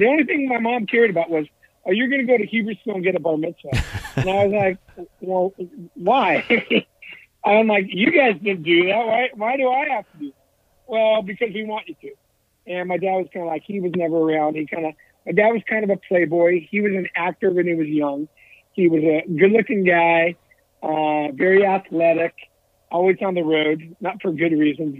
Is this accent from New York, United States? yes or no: no; Southern California, United States; I grew up in Southern California